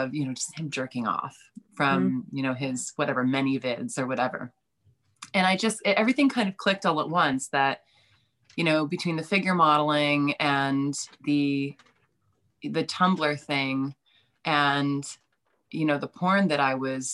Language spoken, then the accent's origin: English; East Coast, United States; moved away as an adult; now in Chicago, United States; I'm from the East Coast